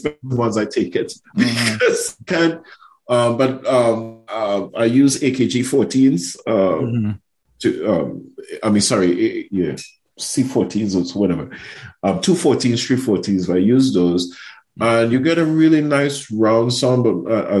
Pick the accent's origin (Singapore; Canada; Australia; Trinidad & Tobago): Trinidad & Tobago; moved away as an adult; also born or lived in United States / United Kingdom; growing up in Trinidad through music and my mother's influence